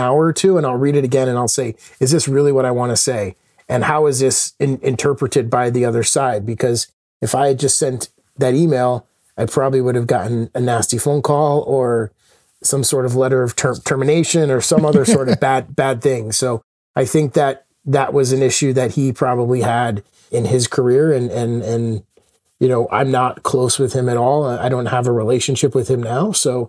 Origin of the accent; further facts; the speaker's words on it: Connecticut, United States; also born or lived in Minneapolis / Chicago; We moved to Chicago. My brother was born. We then moved around a bunch. You know, my dad had some challenges holding down jobs. So we moved a lot as I was a kid. And then finally ended up in Connecticut, where I grew up for the majority